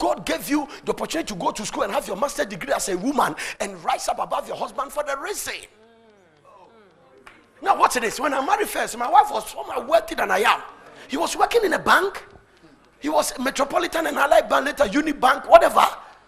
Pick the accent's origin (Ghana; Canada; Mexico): Ghana; English is a second language; now in United States; In America, Warren Buffett, Bill Gates, and then because I'm a Ghanaian, $5,000 soon as FBI vision.